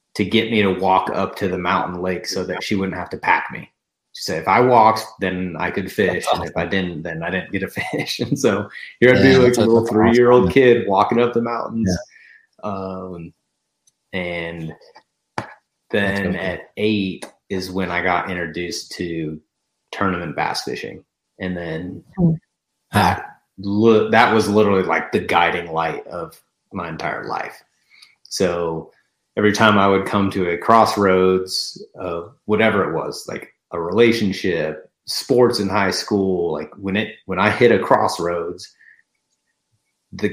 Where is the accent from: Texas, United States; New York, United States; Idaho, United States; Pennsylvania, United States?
Idaho, United States; North; I'm born and raised in North Idaho